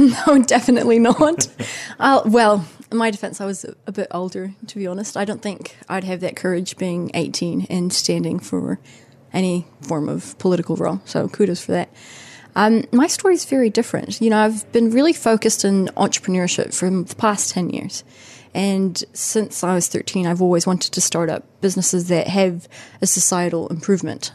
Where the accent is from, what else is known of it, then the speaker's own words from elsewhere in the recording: Colombia; also born or lived in Kaitaia, New Zealand; now in Auckland, New Zealand; I come from Colombia, and I was, I was grown up confronted by poverty